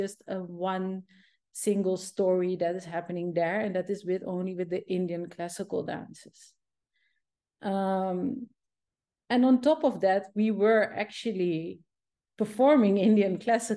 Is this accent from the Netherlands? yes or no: yes; Zeeland, Netherlands; English is a second language; I'm from Zeeland.